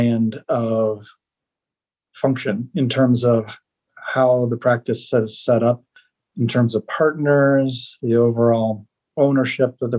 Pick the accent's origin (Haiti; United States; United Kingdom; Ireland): United States; Northern Illinois; moved away as an adult; also born or lived in Iowa / Atlanta; now in Colorado, United States; I grew up in Northern Illinois and went to the University of Iowa